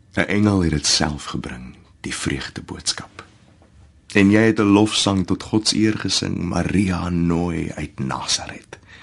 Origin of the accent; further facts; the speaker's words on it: Nelspruit, Mpumalanga, South Africa; Ek is al die pad van Nelspruit in Mpumalanga